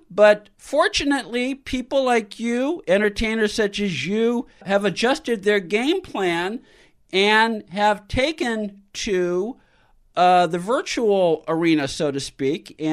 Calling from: California, United States; I'm calling from Southern California, where the air quality has been awful because of the fires.

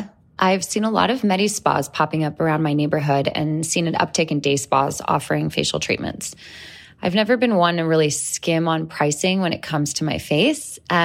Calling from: Denver, Colorado, United States; I'm from Denver, Colorado

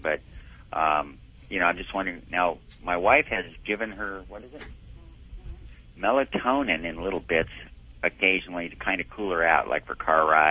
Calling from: Kamiah, Idaho, United States; Kamiai, Idaho.

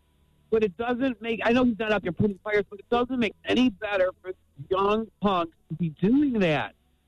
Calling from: Detroit, Michigan, United States; I'm calling from Detroit.

